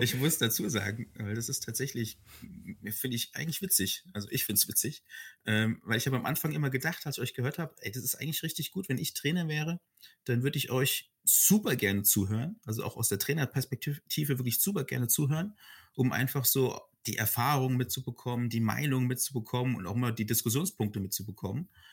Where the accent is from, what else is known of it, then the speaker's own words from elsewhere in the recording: Frankfurt, Hesse, Germany; ich bin tatsächlich ein, ein Frankfurter Bub